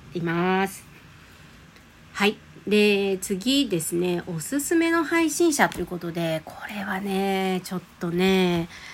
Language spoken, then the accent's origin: Japanese; Osaka, Japan; moved away; also born or lived in Sumatra; 大阪生まれ、大阪育ちです。